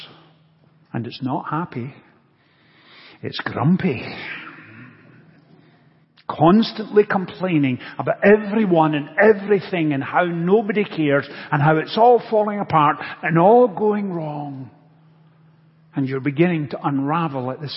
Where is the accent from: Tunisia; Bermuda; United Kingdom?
United Kingdom; Scotland; Growing up in Scotland, I played soccer as a child